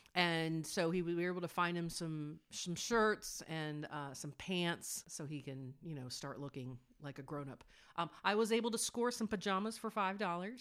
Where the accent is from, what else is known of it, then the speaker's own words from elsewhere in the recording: United States; as an American